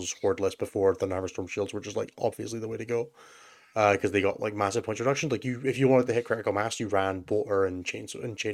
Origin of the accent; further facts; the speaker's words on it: Scotland, United Kingdom; As a Scottish vampire